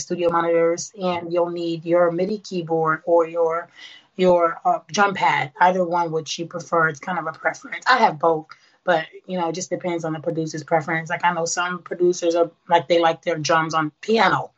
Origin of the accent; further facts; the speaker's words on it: New York City, New York, United States; moved away as an adult; now in Houston, United States; born and raised Brooklyn, New York.